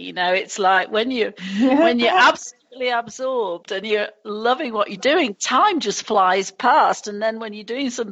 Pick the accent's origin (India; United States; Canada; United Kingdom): United Kingdom; England; moved away; being English